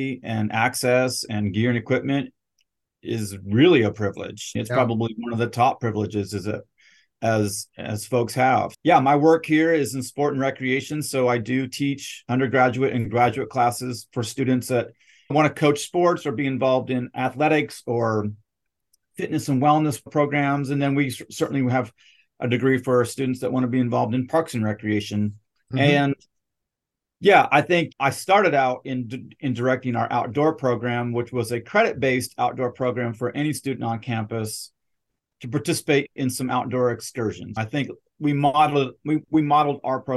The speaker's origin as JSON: {"language": "English", "region": "Northern Idaho", "country": "United States", "tie": "born or raised there", "also_born_or_lived": "Nez Perce Indian Reservation, Idaho", "moved": "yes", "lives_now": "Cleveland, Mississippi, United States", "said": "I grew up in Northern Idaho"}